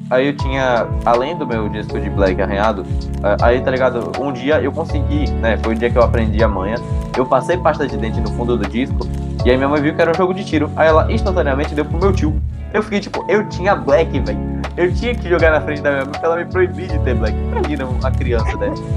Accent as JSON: {"language": "Portuguese", "town": "Amargosa", "region": "Bahia", "country": "Brazil", "tie": "born or raised there", "said": "minha cidade natal"}